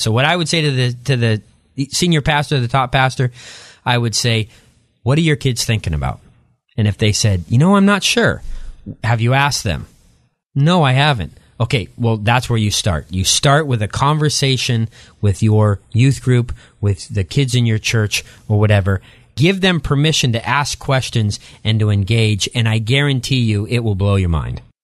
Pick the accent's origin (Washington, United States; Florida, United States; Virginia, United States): Washington, United States; outside the Tri-Cities, Eastern; moved away as an adult; also born or lived in La Grande, Oregon; I grew up there, then moved across the state line to Eastern Washington and grew up in a small community, um, outside of the Tri-Cities in Eastern Washington